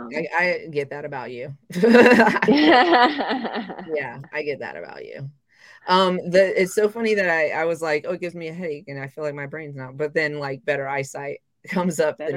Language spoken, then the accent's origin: English; the South, United States; also born or lived in Japan; I grew up in the South.